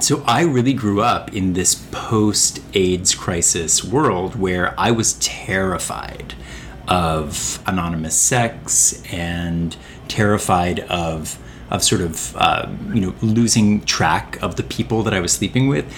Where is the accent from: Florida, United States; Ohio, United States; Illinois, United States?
Ohio, United States; Northern; now in New York, United States; I'm Northern Ohio